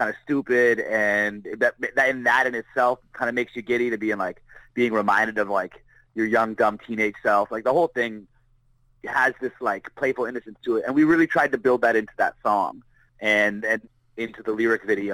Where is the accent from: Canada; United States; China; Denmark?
Canada; Barrie, Ontario; moved away; I'm from Barrie, Ontario. That's a small town